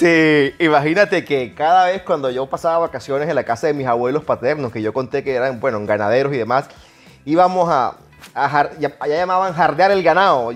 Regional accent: Barranquilla, Atlántico, Colombia; Reciban un abrazo así barranquillero, como dicen en mi pueblo

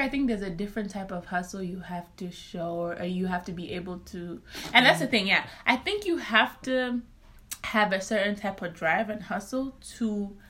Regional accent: South Africa; also born or lived in Zambia; now in New York, United States; So I go born Zambia, raised South Africa.

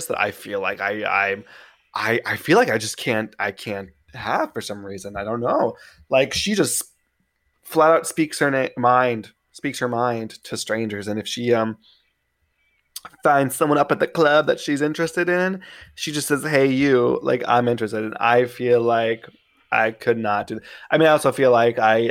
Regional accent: New York City, New York, United States; I grew up in Queens

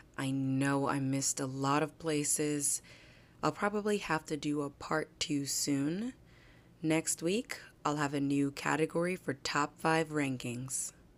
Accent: New Jersey, United States; also born or lived in Manhattan, New York; Born in Manhattan, raised in New Jersey

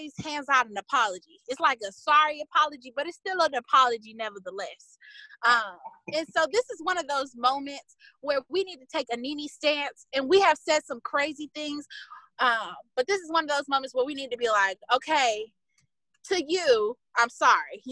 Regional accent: United States; So as an American

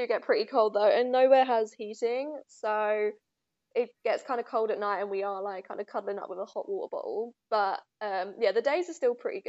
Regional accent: London, United Kingdom; moved away as an adult; now in Gold Coast, Australia; am from London in England.

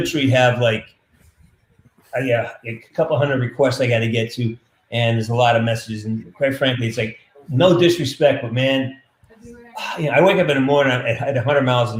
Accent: Western Massachusetts, United States; now in California, United States; I'm from Western Mass

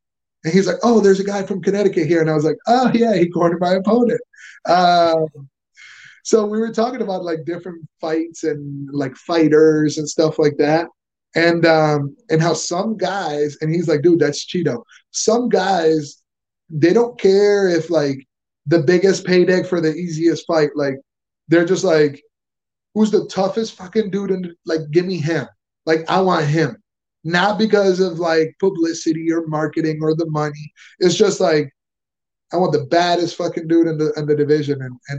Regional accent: Venezuela; I'm from Venezuela. I speak Spanish if you prefer.

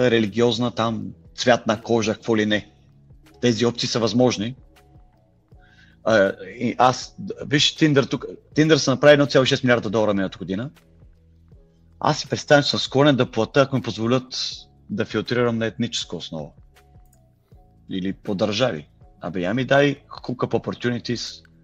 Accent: Bulgaria; now in London, United Kingdom; аз съм българин в Лондон, дай ми BG Contacts, образно казано

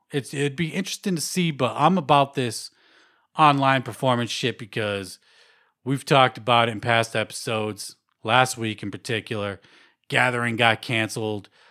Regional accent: Worcester, Massachusetts, United States; Worcester, Mass, my hometown

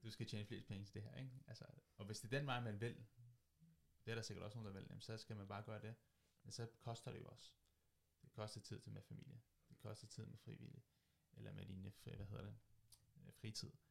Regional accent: Køge, Zealand, Denmark; jeg kommer fra Køge, bor, fra Køge, bor i Køge, arbejder fra Køge og jeg vil gerne blive i Køge.

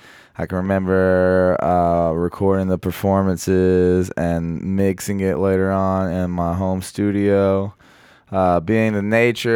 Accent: Texarkana, United States; Texarkana, my hometown.

